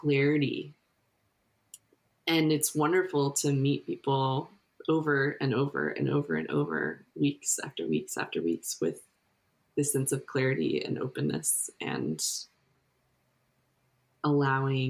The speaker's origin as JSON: {"language": "English", "country": "United States", "said": "me as an American"}